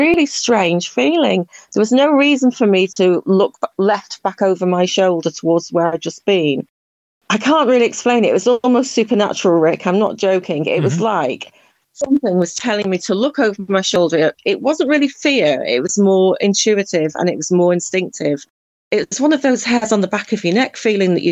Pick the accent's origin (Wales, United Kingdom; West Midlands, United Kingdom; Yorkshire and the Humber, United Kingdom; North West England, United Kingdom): North West England, United Kingdom; Cheshire; moved away as an adult; also born or lived in Republic of Ireland; now in Ireland; I'm actually from Cheshire in the northwest of England, and I moved here about 10 years ago